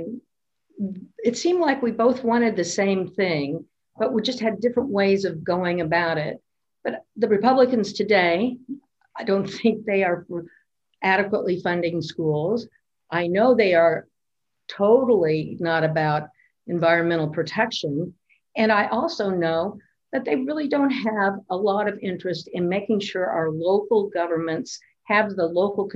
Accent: Indiana, United States; I am from Indiana

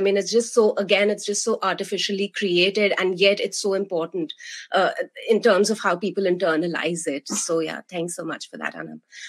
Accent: India; moved away as an adult; now in Maine, United States; I grew up in India and I was there for the first 25 years of my life

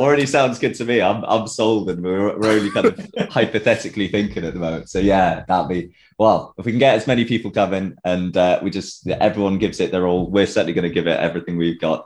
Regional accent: Tewkesbury, South West England, United Kingdom; I'm from Tewkesbury

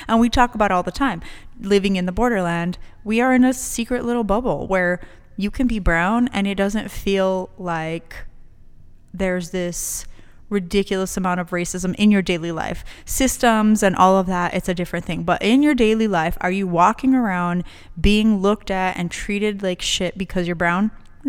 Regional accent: El Paso, Texas, United States; This was my nickname because I grew up in Chuco Town. Like, it's Chuco Town.

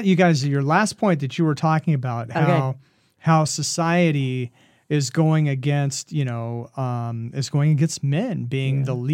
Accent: Oregon, United States; moved away; also born or lived in Southwest United States; I grew up in Oregon, it's supposed to be rain, and then I moved to the Southwest.

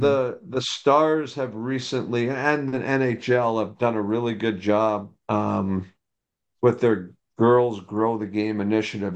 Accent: just outside New York City, United States; moved away as an adult; now in Dallas, United States; I grew up in New York, uh, just outside New York City

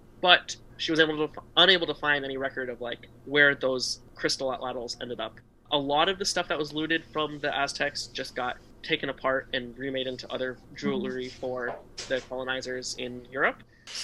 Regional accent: Nevada, United States; I'm from Nevada

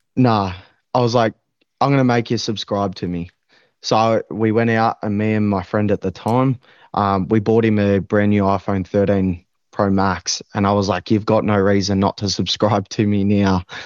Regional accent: Maui, Victoria, Australia; I grew up around Maui. I was raised around Maui.

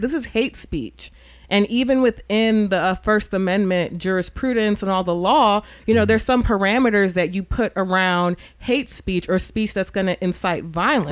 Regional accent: New York, United States; moved away as an adult; also born or lived in Charlottesville, Virginia; I'm from New York, and then I also grew up in a Caribbean community

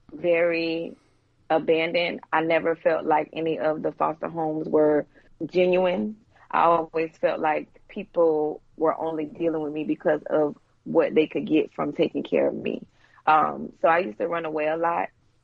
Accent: Ventura, California, United States; I was raised in California, in Ventura. I was born in California. Okay. I was born in Ventura, California. My dad, he was in the Navy, so we moved around quite a lot.

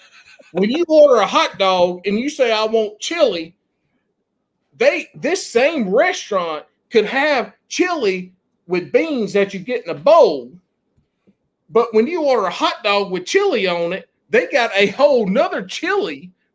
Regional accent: South Carolina, United States; moved away as an adult; now in North Carolina, United States; This happened my freshman year of college in North Carolina. I grew up in South Carolina.

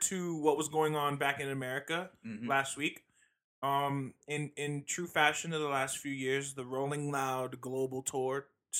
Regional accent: Queens, New York, United States; I'm from Queens, and why would she ask me where I stay?

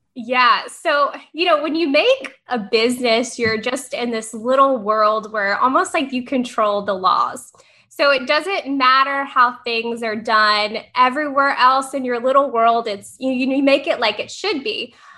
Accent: Tennessee, United States; moved away as an adult; now in Florida, United States; I'm from Tennessee

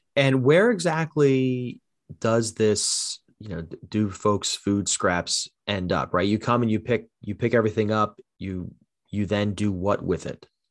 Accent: New Jersey, United States; also born or lived in Haddon Township, New Jersey; Born and raised in South Jersey

